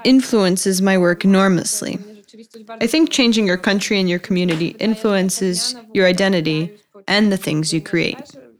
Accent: Ukraine; for example, when hitchhiking somewhere in Poland, the moment I say I'm from Ukraine, I am immediately associated with Ukrainian workers.

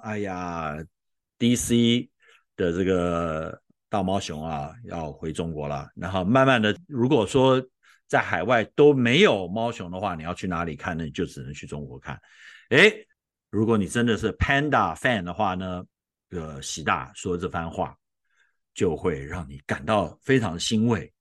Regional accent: Taiwan; moved away; 我从小在台湾

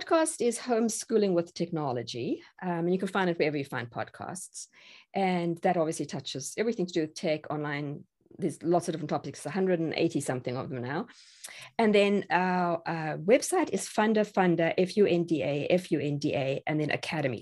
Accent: South Africa; moved away as an adult; now in Tennessee, United States; I'm South African

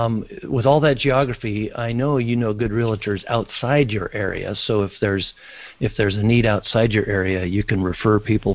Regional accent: Los Angeles, California, United States; I'm from Los Angeles.

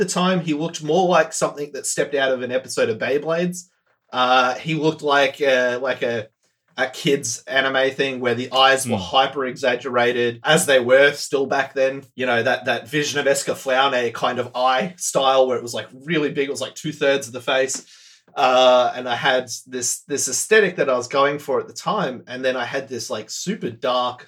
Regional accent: Australia; I hail from Australia. I currently live here, born and bred here.

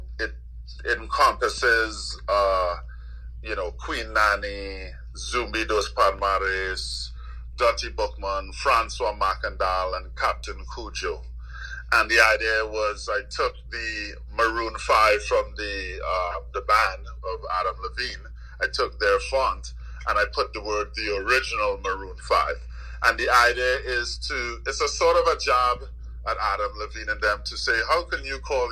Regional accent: Trinidad & Tobago; moved away as an adult; also born or lived in Washington, D.C.; I grew up in Trinidad with a Jamaican father.

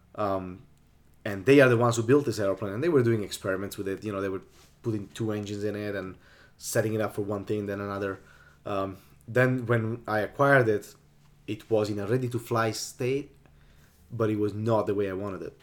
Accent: Sardinia, Italy; English is a second language; also born or lived in north of Italy; I grew up in Sardinia, which is the island left of Italy

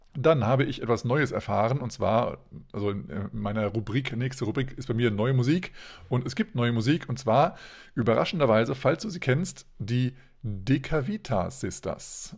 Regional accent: Hesse, Germany; now in Hanover, Germany; ich bin ja ursprünglich auch aus Hessen

